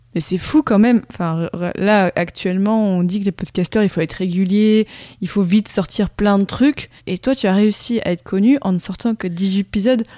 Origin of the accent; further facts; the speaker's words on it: Morocco; moved away as an adult; j'ai grandi donc au Maroc, donc jusqu'à mes 18 ans.